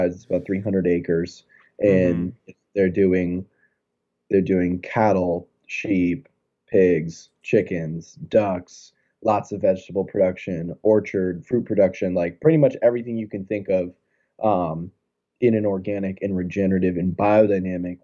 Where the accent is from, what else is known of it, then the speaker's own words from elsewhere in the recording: Florida, United States; now in New England, United States; I'm from Florida